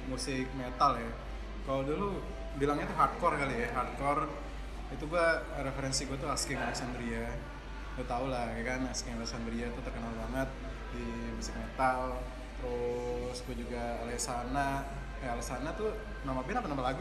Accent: Bekasi, West Java, Indonesia; born there; kan gue emang lahir di Bekasi

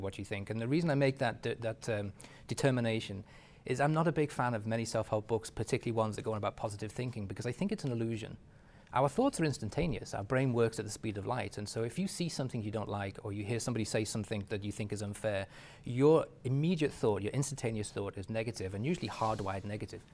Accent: England, United Kingdom; moved away; my ethnicity, believe it or not, being English

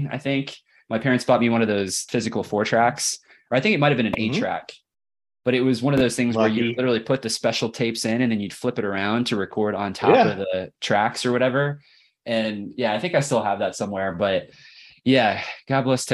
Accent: Kansas City, United States; now in Lawrence, United States; I'm in Lawrence, Kansas right now, but I'm from Kansas City

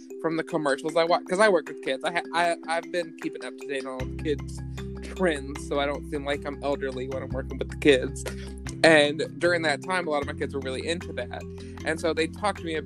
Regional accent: Kentucky, United States; I grew up in Kentucky

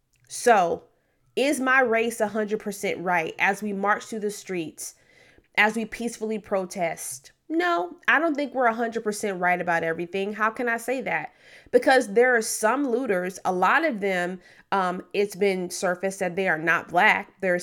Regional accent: Memphis, Tennessee, United States; also born or lived in Detroit / Oklahoma; But I was born in Memphis, Tennessee. I was primarily raised in inner city Memphis, Tennessee. Also lived in Detroit for a couple years as a very young person.

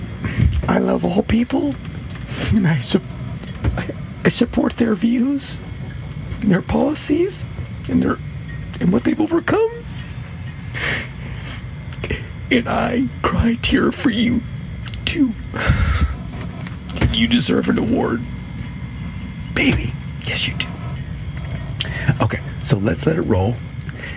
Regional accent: Seattle, Washington, United States; I grew up in Seattle

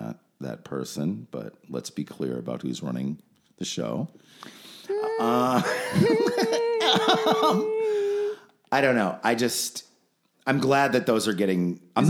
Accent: Los Angeles, California, United States; I grew up in Hollywood

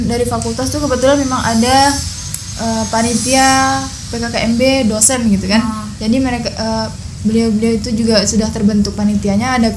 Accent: Sambas, West Kalimantan, Indonesia; apa ya kita orang Pontianak bukan saya Sambas

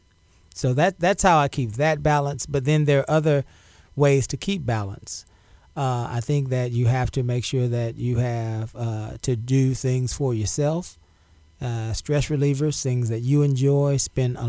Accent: Galveston, Texas, United States; also born or lived in La Marque, Texas; I was born on Galveston Island. I grew up in public housing

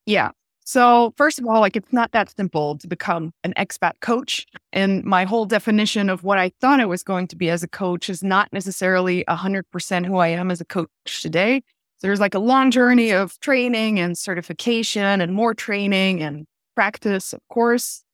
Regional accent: Belgium; moved away as an adult; also born or lived in Vienna, Austria / Paris, France; now in New York, United States; I was born and raised in Belgium

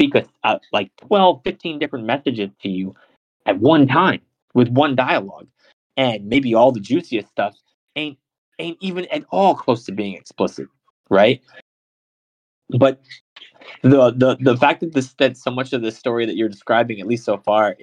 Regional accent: United States; I'm American

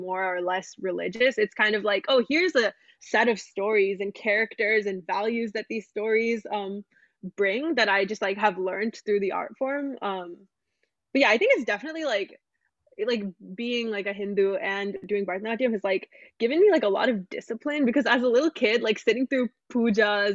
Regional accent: United States; the side of me that's grown up in America

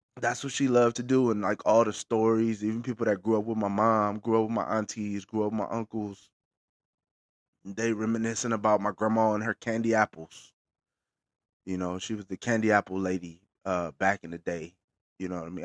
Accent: Bakersfield, California, United States; I'm based out of Bakersfield, California, our hometown

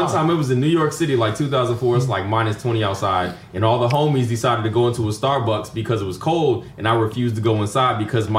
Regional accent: Panama; born there; I was born in Panama, so I'm a military brat. I was born in Panama, so I came to it naturally.

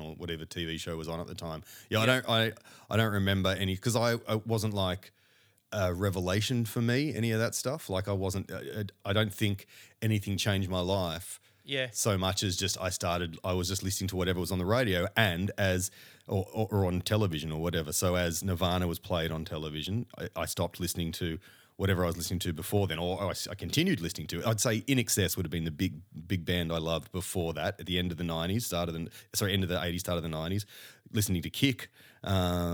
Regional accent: Engadine, New South Wales, Australia; growing up in Engadine

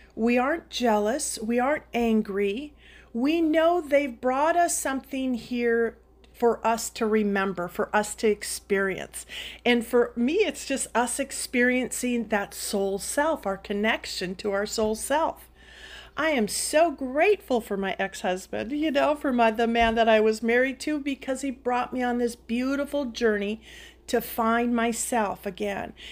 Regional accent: Duluth, Minnesota, United States; I am from Minnesota, from Katie's hometown, Duluth

